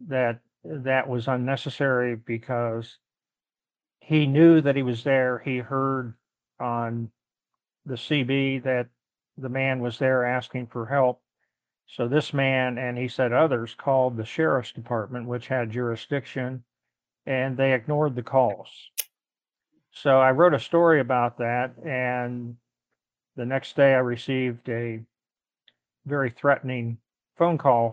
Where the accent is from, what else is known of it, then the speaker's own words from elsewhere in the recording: Ohio, United States; moved away as an adult; also born or lived in Washington, D.C. / Pittsburgh / Chicago; return to Ohio, my home state